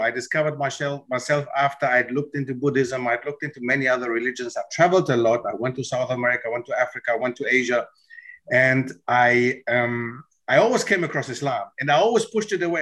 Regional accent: Germany; moved away as an adult; also born or lived in Netherlands; grew up in Germany

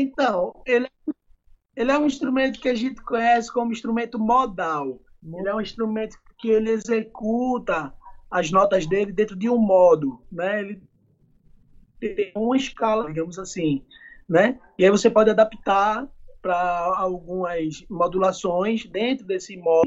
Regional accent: Pernambuco, Brazil; also born or lived in Argentina; aqui na minha terra natal

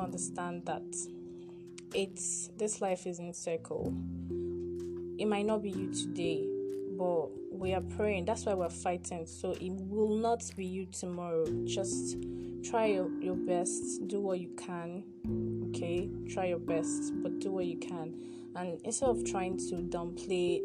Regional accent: Nigeria; I am a Nigerian

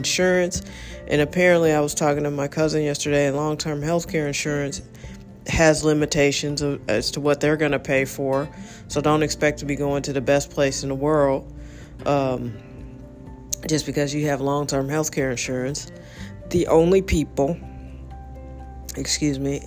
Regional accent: United States; I'm an American. I love being American

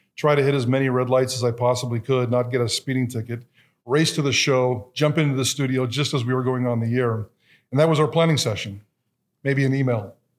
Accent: Twin Falls, Idaho, United States; I am an Idahoan. I didn't have to migrate here from California, so born and raised in Twin Falls

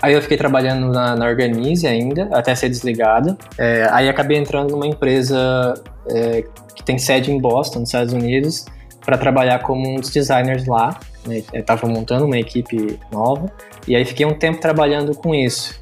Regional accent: a town neighbouring Criciúma, southern Santa Catarina, Brazil; eu sou natural de Saara, que é uma vizinha de Criciúma, que é onde eu moro hoje, né? Aqui no sul de Santa Catarina

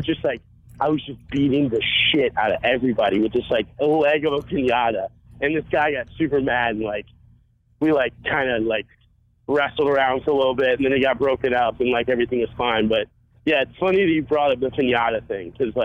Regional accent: North Carolina, United States; I was born in North Carolina, like right across the bridge from like Atlantic Beach

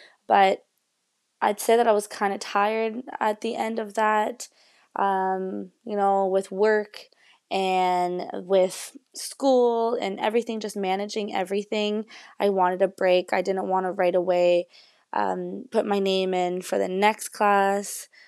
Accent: England, United Kingdom; even though I'm speaking in English in this, and even though I am English, I've always went to French school.

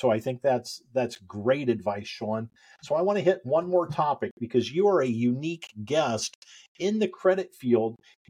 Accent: Indiana, United States; and I came from Indiana

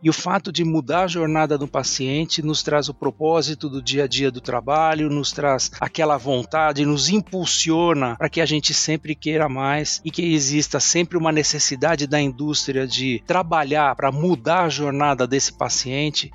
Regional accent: São Paulo, Brazil; now in Santana de Parnaíba, Brazil; eu sou aqui de São Paulo, paulistano da Gema

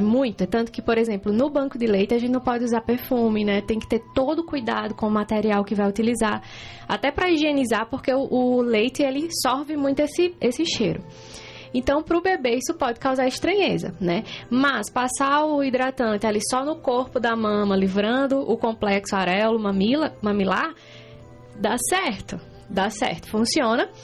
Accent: Juazeiro do Norte, Ceará, Brazil; moved away as an adult; now in Concórdia, Brazil; eu sou cearense, vim lá de Juazeiro do Norte, né? Interior do Ceará

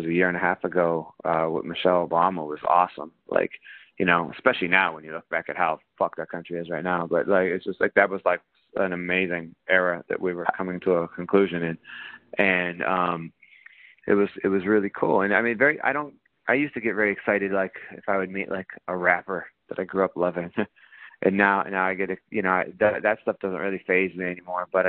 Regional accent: Ohio, United States; moved away as an adult; now in New York, United States; the job market where I grew up in Ohio sucked

